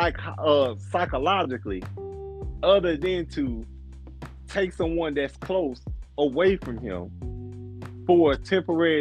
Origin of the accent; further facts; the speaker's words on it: United States; We are different as Americans